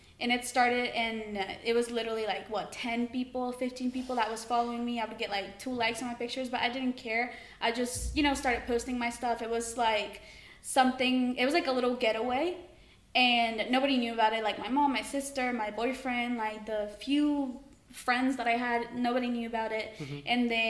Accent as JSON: {"language": "English", "country": "Mexico", "tie": "born or raised there", "also_born_or_lived": "United States", "said": "I'm 20 years old. I was born in Mexico and I was raised in Mexico and America, but I come to the UK during the summers."}